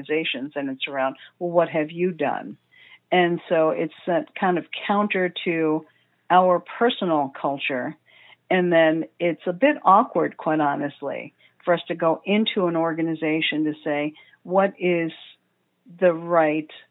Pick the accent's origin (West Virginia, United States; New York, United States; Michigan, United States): New York, United States; I'm from the United States, from New York